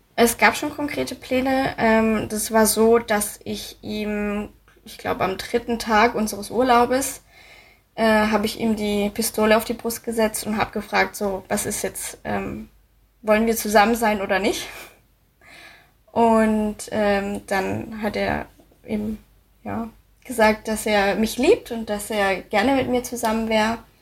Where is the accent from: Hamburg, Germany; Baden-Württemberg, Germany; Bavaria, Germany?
Baden-Württemberg, Germany; moved away as an adult; also born or lived in Munich / Koblenz / Cologne / Thailand; now in Dresden, Germany; Ich komme aus Baden-Württemberg. Ähm, also mein Vater ist Deutscher, wir sind Schwaben